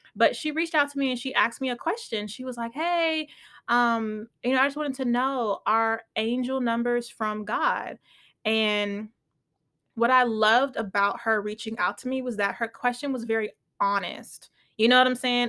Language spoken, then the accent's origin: English; United States; I am Nigerian, but I was born and raised in America